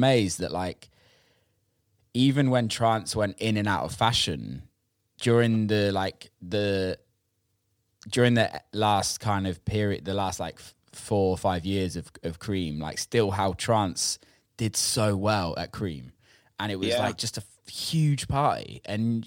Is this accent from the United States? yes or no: no; United Kingdom; I'm from the UK